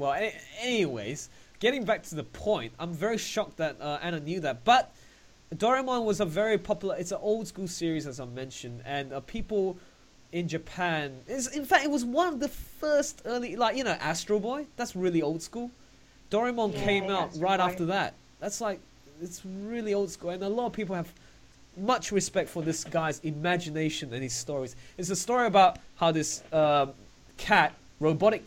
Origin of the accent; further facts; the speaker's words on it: Australia; I'm from Australia